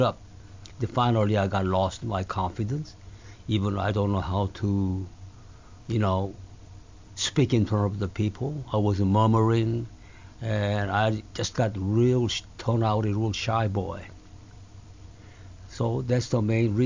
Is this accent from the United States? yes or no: no; Seoul, South Korea; English is a second language; moved away; also born or lived in Masan, South Korea; when I come back to Seoul from the Busan area, Masan area, then I was attending fifth grade again.